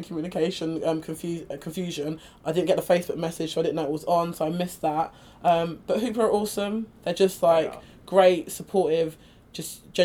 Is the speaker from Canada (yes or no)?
no; United Kingdom; I identify as British as well